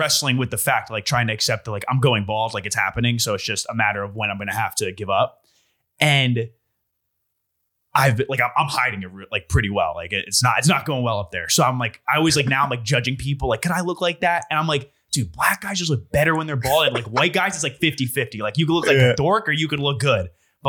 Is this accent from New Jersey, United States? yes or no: yes; New Jersey, United States; I'm a Central Jersey guy